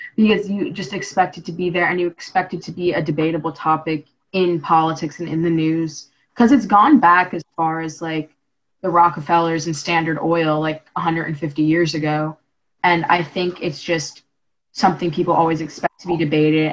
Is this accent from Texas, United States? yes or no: no; New York, United States; I'm from New York, so it's like in my culture to hate Tom Brady